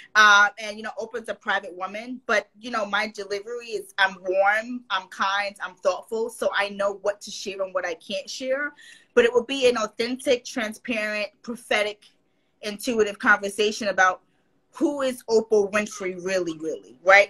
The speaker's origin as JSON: {"language": "English", "region": "New York", "country": "United States", "said": "I'm from New York"}